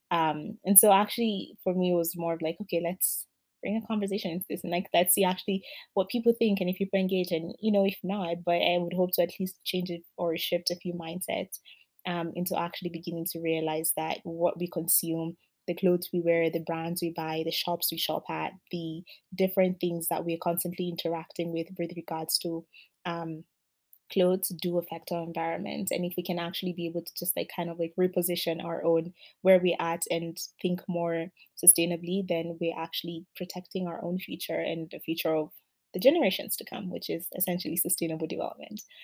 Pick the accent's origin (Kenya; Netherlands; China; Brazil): Kenya; I come from Kenya